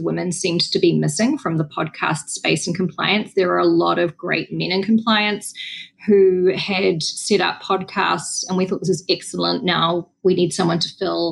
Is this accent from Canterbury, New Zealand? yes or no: no; Wellington, New Zealand; moved away; I was on the streets of Wellington, which is not our biggest city, but it's our capital city. It's my hometown